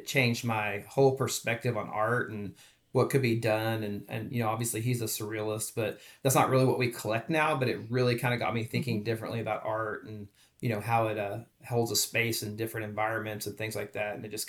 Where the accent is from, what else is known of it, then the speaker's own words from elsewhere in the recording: Dallas, Texas, United States; moved away as an adult; also born or lived in St. Louis / Oklahoma City / Wichita, Kansas; now in Kansas City, United States; Well, I'm not originally from Kansas City. I'm originally from Texas, down the DFW area.